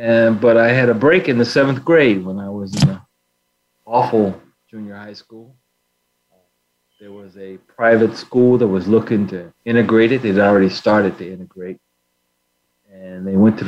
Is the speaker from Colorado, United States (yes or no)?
yes; Denver, Colorado, United States; also born or lived in India; now in Boston, United States; I grew up in Denver, in retrospect, what I'd call a lower middle class family